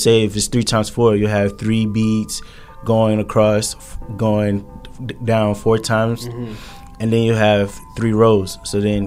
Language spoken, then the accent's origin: English; Linden, New Jersey, United States; growing up in Linden